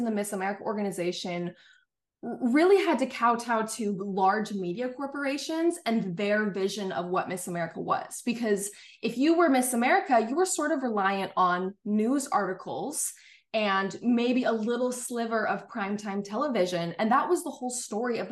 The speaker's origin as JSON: {"language": "English", "town": "Salt Lake City", "region": "Utah", "country": "United States", "tie": "born or raised there", "said": "I am from Salt Lake City, Utah, born and raised"}